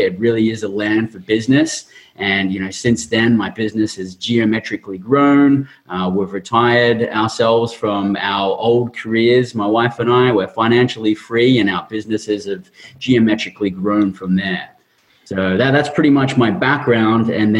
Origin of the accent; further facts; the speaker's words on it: Queensland, Australia; moved away as an adult; now in Southern California, United States; I grew up in Australia, blue-collared family, blue-collared environment